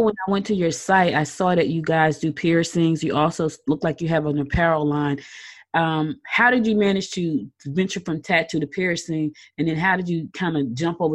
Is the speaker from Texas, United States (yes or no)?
no; New Jersey, United States; now in Georgia, United States; I'm from Jersey. I was born here in Georgia, but I was raised in Jersey